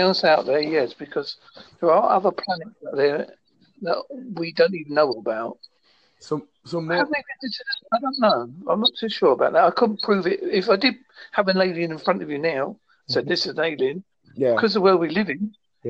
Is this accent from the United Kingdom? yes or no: yes; Devon, South West England, United Kingdom; accent: Essex Devon; I'm from United Kingdom in Devon.